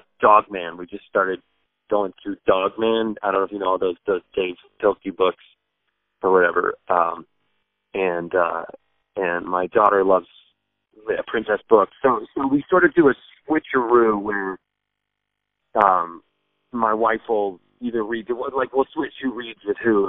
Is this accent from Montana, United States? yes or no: no; Sacramento, California, United States; moved away as an adult; now in East Coast, United States; my wife's from L.A., I'm from Sacramento. We're both California people